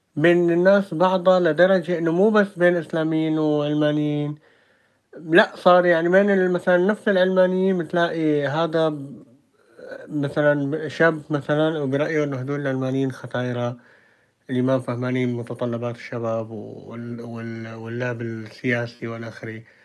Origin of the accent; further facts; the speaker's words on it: Syria; moved away; نحن كشعب سوري بالذات سوري